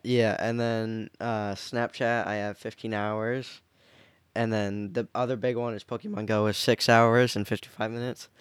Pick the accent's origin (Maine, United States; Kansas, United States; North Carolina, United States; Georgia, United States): Maine, United States; also born or lived in Rockland, Maine / Harpswell, Maine / Brunswick, Maine / Lisbon, Maine; born in Maine. I've never lived anywhere other than the state of Maine, but, like, obviously I've switched towns